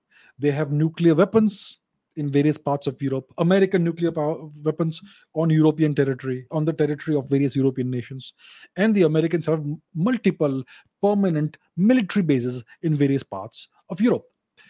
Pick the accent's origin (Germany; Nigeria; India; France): India